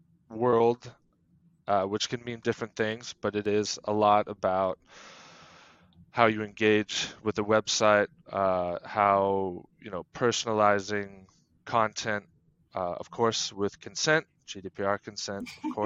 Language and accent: English; United States; now in Denmark; I'm originally from the U.S., but have been in Denmark for 10 plus years now. Have also lived a number of places and have been quite mobile in my personal life and career, but have made a home now here in Denmark.